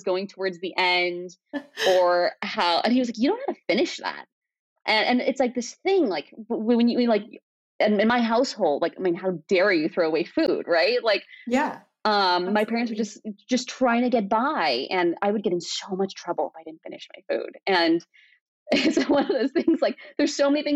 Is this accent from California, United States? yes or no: yes; Torrance, California, United States; English is a second language; also born or lived in Pakistan; I was 3, we had moved to Torrance, which is, my parents found comfort there